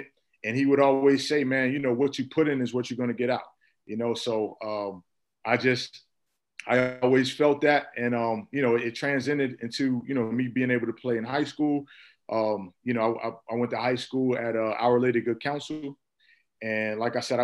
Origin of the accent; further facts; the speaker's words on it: Irvington, New Jersey, United States; also born or lived in Newark, New Jersey; I was born in Newark, New Jersey, raised in Irvington, New Jersey, basically Essex County